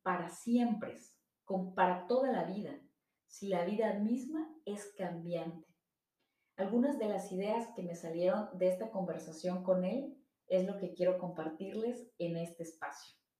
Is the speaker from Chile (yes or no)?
no; Mexico; somos mexicanos, católicos, americanistas, priistas, porque de esa manera se identifica nuestra familia